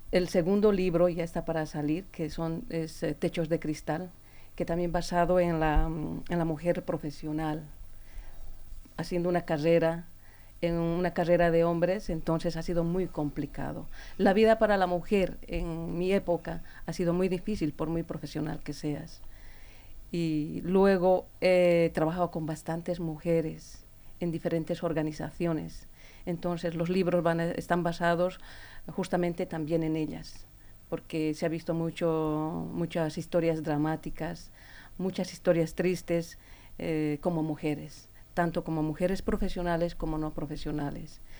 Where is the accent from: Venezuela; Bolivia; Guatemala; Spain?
Bolivia; moved away; Yo no soy de aquí, soy de Bolivia